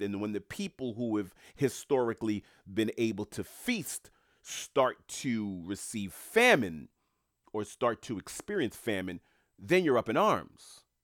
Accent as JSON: {"language": "English", "town": "New York City", "region": "New York", "country": "United States", "tie": "born or raised there", "moved": "yes", "said": "I grew up in Queens, New York"}